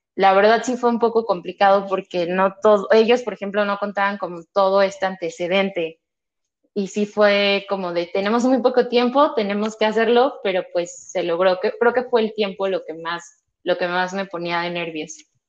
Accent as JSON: {"language": "Spanish", "region": "Mexico City", "country": "Mexico", "tie": "born or raised there", "said": "Nací, crecí, radico aquí en la Ciudad de México"}